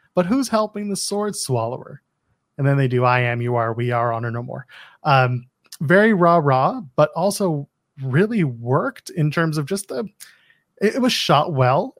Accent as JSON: {"language": "English", "country": "Canada", "said": "I'm Canadian"}